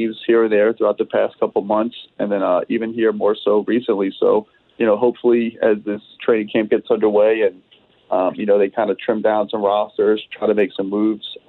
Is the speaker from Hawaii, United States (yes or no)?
no; New Orleans, Louisiana, United States; now in California, United States; my hometown of New Orleans